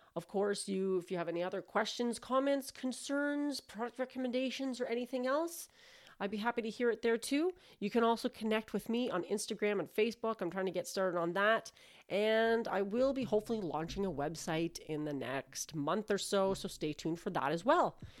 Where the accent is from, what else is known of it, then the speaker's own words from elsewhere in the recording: Canada; I'm Canadian